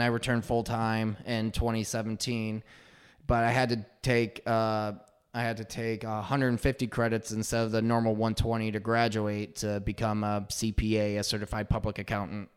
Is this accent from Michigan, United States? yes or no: yes; Frankfort, Michigan, United States; also born or lived in Pontiac, Michigan / Farmington Hills, Michigan; I hail from Frankfort, Michigan